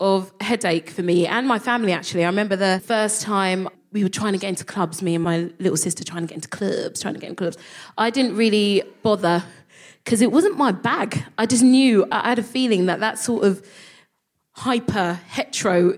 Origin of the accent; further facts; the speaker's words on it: London, United Kingdom; I would call myself a Nigerian Londoner